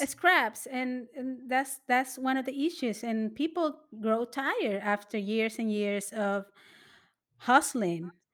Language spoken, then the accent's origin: English; New York City, New York, United States; I am from the Lower East Side